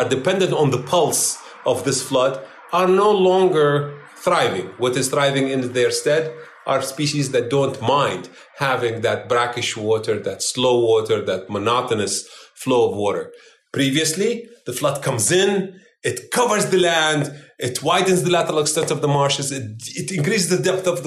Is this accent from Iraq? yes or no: yes; Iraq; now in United States; I am no longer an Iraqi. I'm an American of Iraqi heritage.